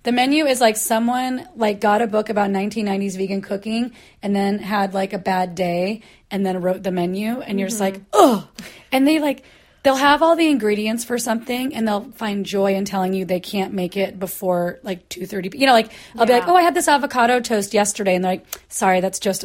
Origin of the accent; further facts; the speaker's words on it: Portland, United States; moved away; I come from Portland